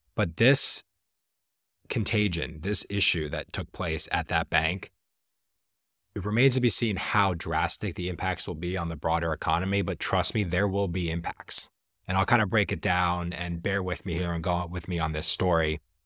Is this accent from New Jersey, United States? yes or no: yes; Jersey Shore, New Jersey, United States; moved away; I'm originally from the Jersey Shore.